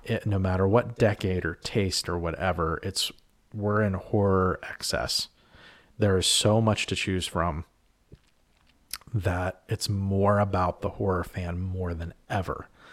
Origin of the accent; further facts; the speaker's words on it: Western Pennsylvania, United States; I'm from Western P